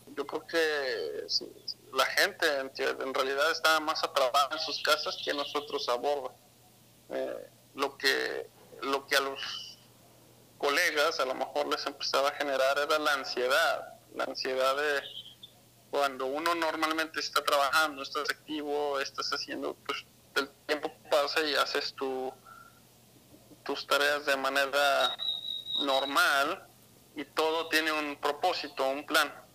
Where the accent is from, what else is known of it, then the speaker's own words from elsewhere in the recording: Mexico City, Mexico; also born or lived in Guadalajara, Jalisco; yo nací en Ciudad de México